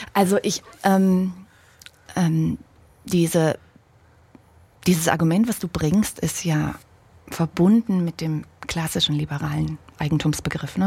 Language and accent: German; Germany; ich bin ja ein Kind der DDR. Hm an, in einem kleinen Dorf aufgewachsen, 500 Meter von, vom Sperrgebiet